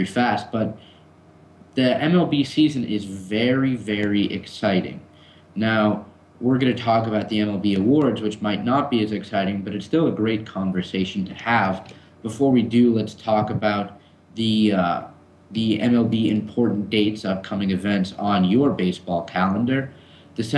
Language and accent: English; Los Angeles, California, United States; I'm from Los Angeles